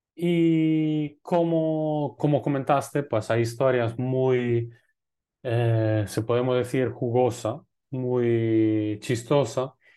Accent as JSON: {"language": "Spanish", "country": "Italy", "also_born_or_lived": "Lebanon / Egypt / Colombia / Spain", "moved": "yes", "said": "como, un, italiano"}